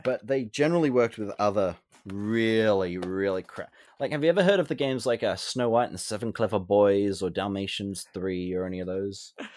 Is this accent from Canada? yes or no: no; Australia; I am Australian